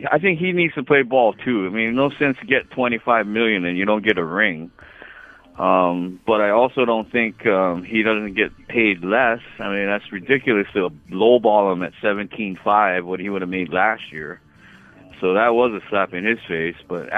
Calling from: Hawaii, United States; How you doing, brother? I'm up from Hawaii.

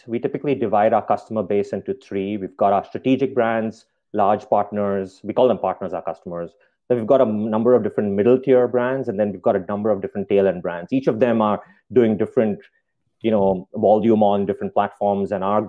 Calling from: Spokane, Washington, United States; We are in Spokane, Washington.

